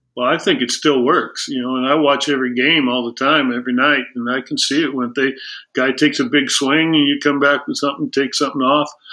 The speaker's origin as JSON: {"language": "English", "town": "El Segundo", "region": "California", "country": "United States", "tie": "born or raised there", "said": "I grew up in El Segundo, which was a tremendous uh, baseball town"}